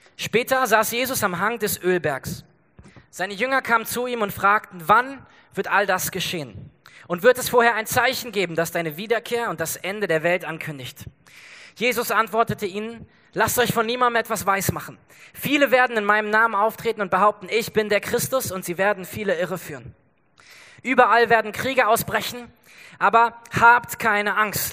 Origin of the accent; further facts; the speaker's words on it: Germany; wir als Deutsche